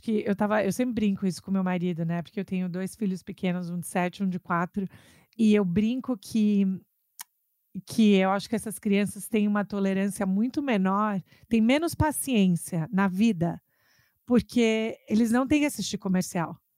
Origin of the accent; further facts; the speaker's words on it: São Paulo, Brazil; moved away as an adult; also born or lived in New York; now in Massachusetts, United States; São Paulo, de onde eu sou